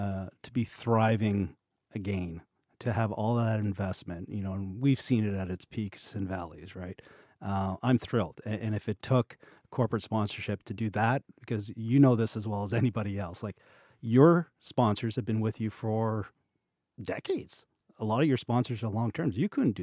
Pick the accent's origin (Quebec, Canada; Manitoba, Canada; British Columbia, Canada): Quebec, Canada; I'm from Quebec and I didn't even know that.